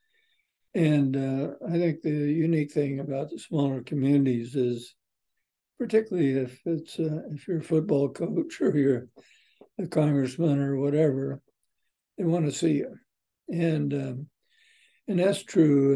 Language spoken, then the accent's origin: English; Hastings, Nebraska, United States; also born or lived in St. Paul, Nebraska; I grew up in Hastings, but I lived in St. Paul, Nebraska for 5 years during World War II when my dad was overseas